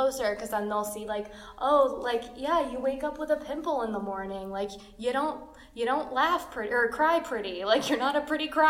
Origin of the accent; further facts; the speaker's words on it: Russia; moved away; I'm just like this little Russian girl speaking English